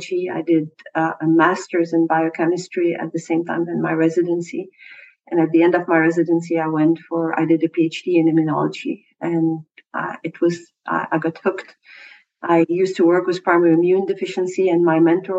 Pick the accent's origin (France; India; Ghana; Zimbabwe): France; moved away as an adult; now in Montreal, Canada; I grew up in France